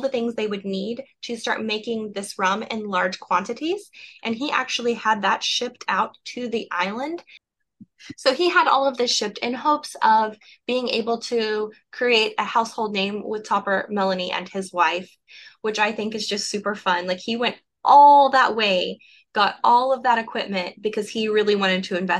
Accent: Oklahoma, United States; I'm from Oklahoma

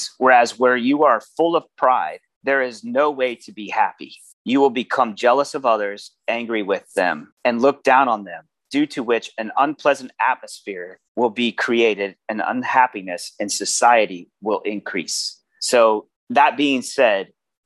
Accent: Baltimore, Maryland, United States; it was a very rough environment as a child and as a young, you know, stranger growing up in Baltimore

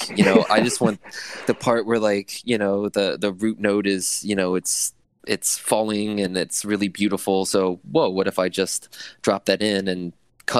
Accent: Dayton, Ohio, United States; we're all from Dayton, Ohio, which is the birthplace of aviation

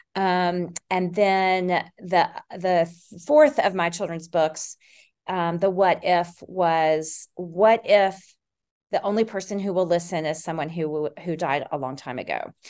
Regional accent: Tennessee, United States; also born or lived in Texas / Austin, Texas; now in Decatur, United States; I grew up in Tennessee and a li-, in Texas. I spent most of my summers in Texas and then moved to Texas

